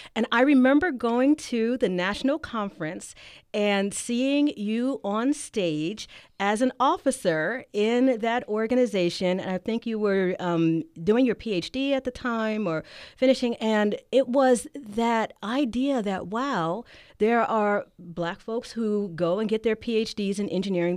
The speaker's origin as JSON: {"language": "English", "town": "Philadelphia", "region": "Pennsylvania", "country": "United States", "moved": "yes", "lives_now": "Davis, United States", "said": "I'm from Philly"}